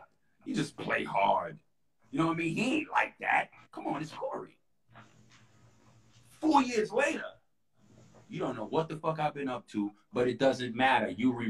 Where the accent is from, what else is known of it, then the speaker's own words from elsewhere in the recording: New York City, New York, United States; I'm a kid from the Bronx.